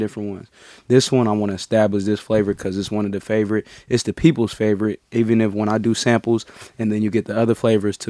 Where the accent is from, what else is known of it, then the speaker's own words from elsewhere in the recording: San Francisco, California, United States; Born and raised San Francisco, California